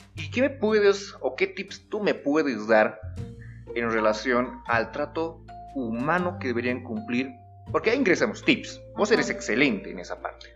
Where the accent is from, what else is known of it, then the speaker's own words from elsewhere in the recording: Bolivia; como boliviano, se te adapta a algún tipo de, podríamos decir, de mal hablado